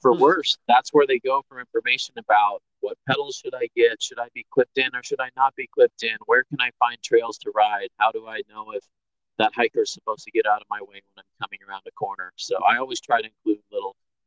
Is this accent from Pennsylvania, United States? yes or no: no; Bay Area, California, United States; moved away; I grew up in the Bay Area where mountain biking was born